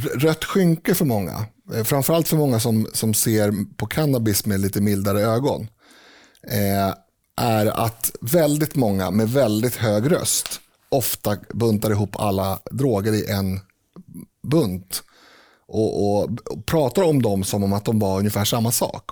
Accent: Sweden; vi är ju svenskar

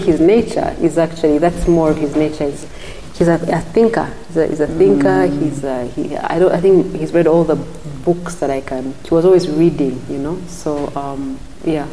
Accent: Western Region, Uganda; I'm Ugandan

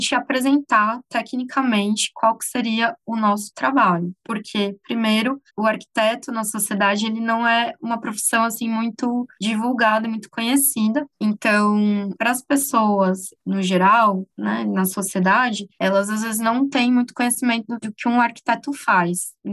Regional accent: São Bernardo do Campo, São Paulo, Brazil; Eu vim de São Paulo, de São Bernardo do Campo especificamente, e eu vim para projetar casas de famílias mineiras

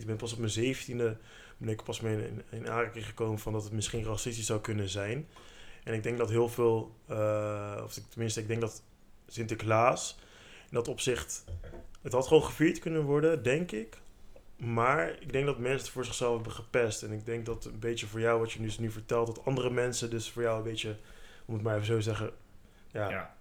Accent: Netherlands; Ik heb Surinaamse roots, omdat mijn ouders Surinaams zijn. Maar ik ben in Nederland geboren

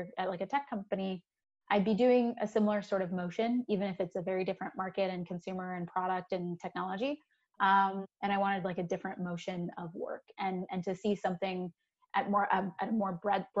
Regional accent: Maryland, United States; moved away as an adult; also born or lived in Minneapolis; I'm from Maryland. I'm Haitian

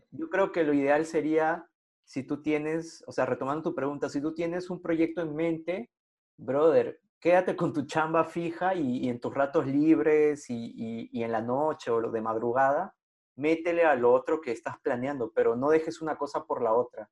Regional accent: Lima, Peru; yo crecí en San Martín de Porres

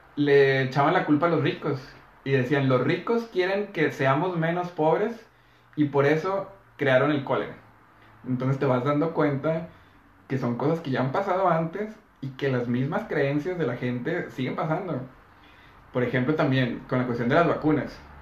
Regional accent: Mexico; hay gente de, mi ciudad, por ejemplo, que estamos cerca de Estados Unidos

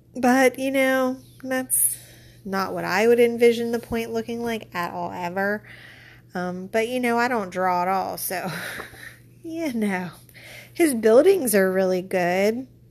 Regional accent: Pittsburgh, Pennsylvania, United States; also born or lived in Hazelwood / Lawrenceville / McKees Rocks; I am from Pittsburgh

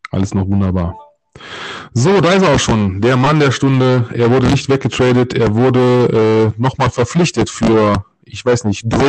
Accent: Solingen, North Rhine-Westphalia, Germany; geborene und gebürtige Solinger sind uns Dinge, die unsere Heimatstadt betreffen, immer eine Herzensangelegenheit.

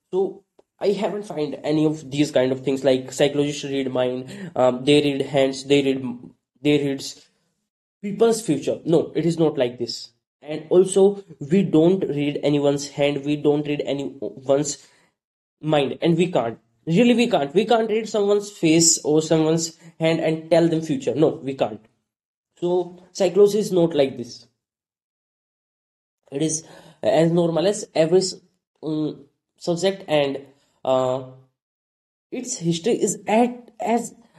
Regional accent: North India, India; English is a second language; I'm from India, from North India, and in North India, very rarely people speak English. I learned English myself

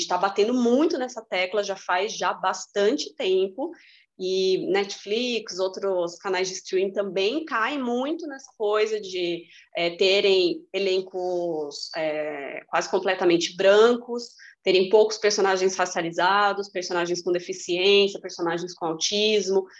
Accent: Brazil; eu sou brasileira.

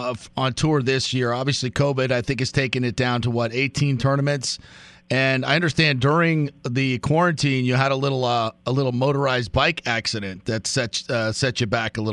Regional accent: Fort Lauderdale, Florida, United States; I'm from Fort Lauderdale, Hollywood area.

